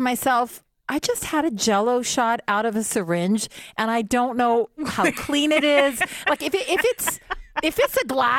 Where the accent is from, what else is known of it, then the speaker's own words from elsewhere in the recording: Canada; And because we're Canadian, we don't do that.